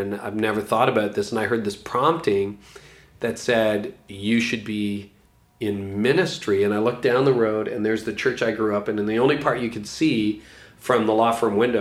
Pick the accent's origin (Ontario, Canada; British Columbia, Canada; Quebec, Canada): Ontario, Canada; a really good law firm in my hometown, a small town in Ontario